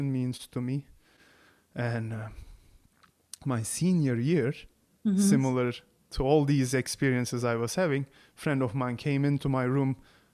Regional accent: Turkey; English is a second language; moved away as an adult; growing up in Turkey

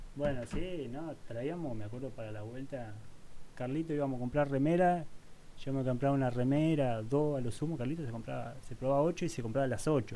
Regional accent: Argentina; moved away as an adult; also born or lived in Spain; en ese momento pensé que era venir a terminar jugando en mi país porque la realidad es que yo siempre extrañé mucho mi país

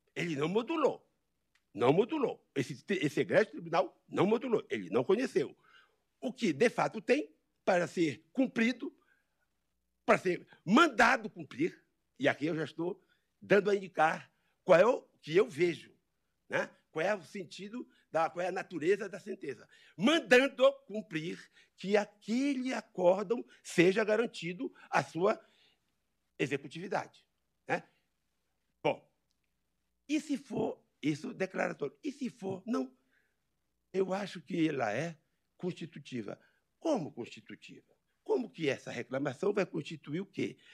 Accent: Amazon, Brazil; Eu venho lá da Amazônia. Né? Eu, eu, saio da minha, da minha floresta

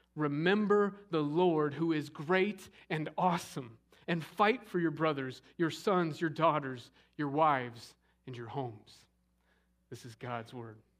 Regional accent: Scottsdale, Arizona, United States; growing up in Scottsdale, Arizona

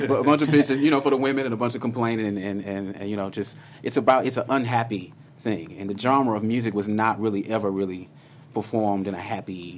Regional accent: Houston, Texas, United States; I come from Houston, Texas, just by the way, born and raised

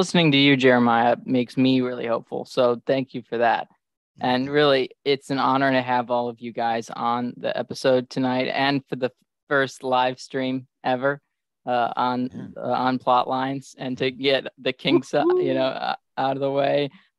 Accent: Midwest, United States; as a Midwesterner myself, I can only speak for the Midwestern side.

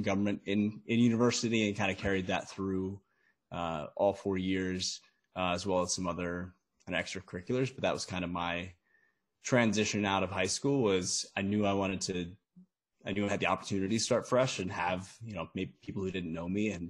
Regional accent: United States; I'm from the States

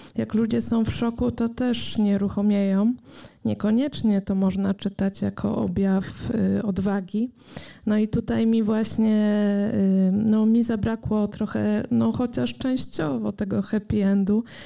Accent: Poland; nas, Polaków

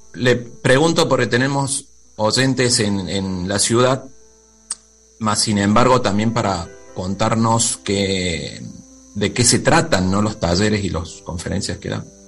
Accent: Córdoba, Argentina; also born or lived in Mendoza; Yo soy de Córdoba, pero viví mucho tiempo en Mendoza.

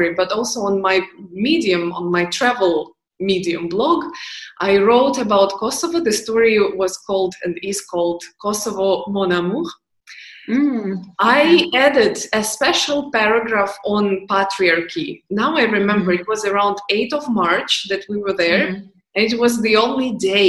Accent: Ukraine; moved away; All my family is in Ukraine

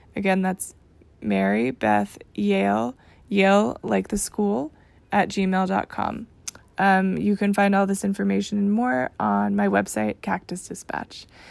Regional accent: Texas, United States; I'm from Texas

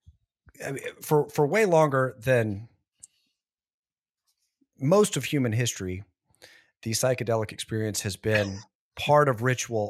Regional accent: Southern United States, United States; I grew up in the Bible Belt, big Baptist church right down the street from where I grew up.

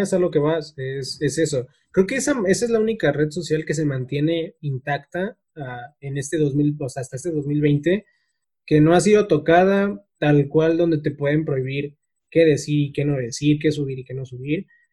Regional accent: Mexico; nosotros como, como mexicanos

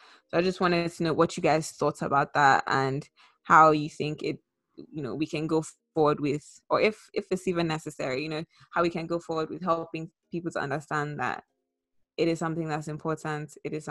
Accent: Nigeria; now in United States; growing up in Nigeria

